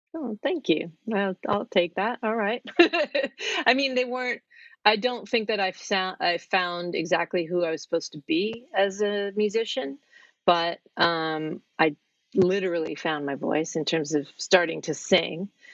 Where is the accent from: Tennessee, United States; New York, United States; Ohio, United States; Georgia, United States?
New York, United States; moved away as an adult; now in Norwich, United Kingdom; I'm from New York